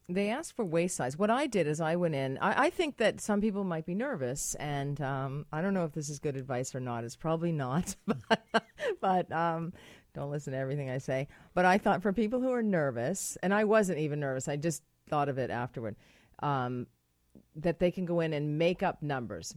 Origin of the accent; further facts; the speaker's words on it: United States; moved away; I'm American